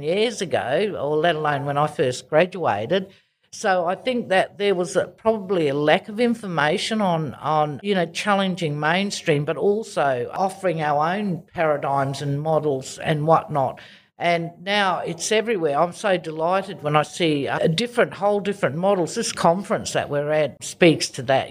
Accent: Darwin, Northern Territory, Australia; moved away as an adult; also born or lived in Kimberley; now in Perth, Australia; I actually was born and grew up in Darwin

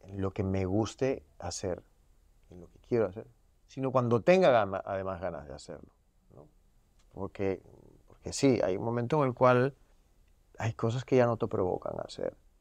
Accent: Peru; also born or lived in Miami; now in Los Angeles, United States; como los peruanos comemos la canchita del ceviche

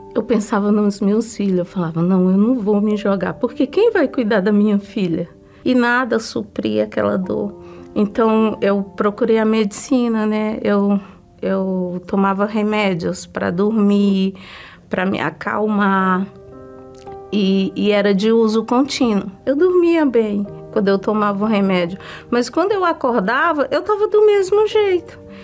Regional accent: Ceará, Brazil; moved away; eu vim do estado do Ceará. Eu cresci lá

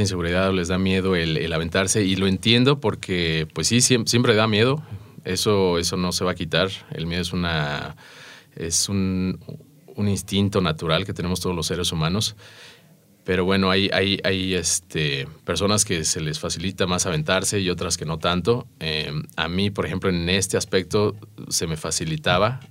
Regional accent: Mexico; aquí como mexicano

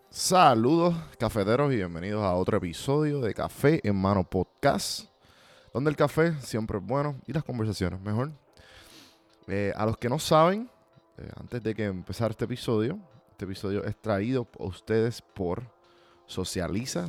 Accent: Puerto Rico; moved away; como yo soy puertorriqueño fuera de Puerto Rico

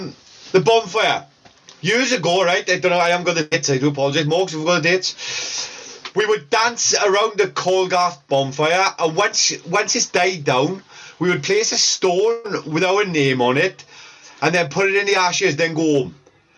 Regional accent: Welsh, Wales, United Kingdom; we're all Welsh

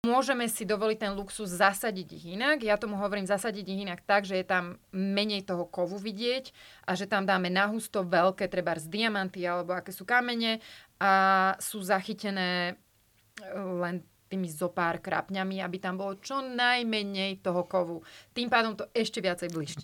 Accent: Slovakia; moved away as an adult; also born or lived in France; ako obyčajný Slovák

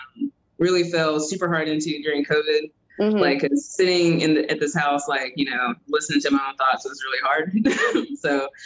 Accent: Dickson, Tennessee, United States; now in Chattanooga, United States; I grew up in Tennessee my whole life

